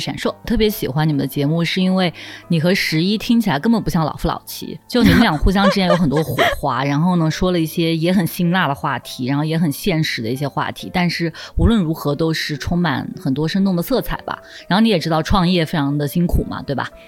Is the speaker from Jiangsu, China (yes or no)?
yes; Nanjing, Jiangsu, China; moved away as an adult; also born or lived in Guangzhou; 从小在南京长大的